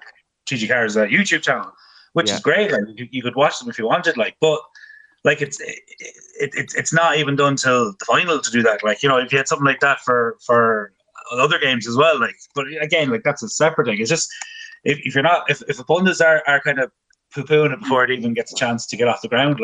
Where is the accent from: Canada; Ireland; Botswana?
Ireland; Connacht; Like, I come from Mayo and a hurling background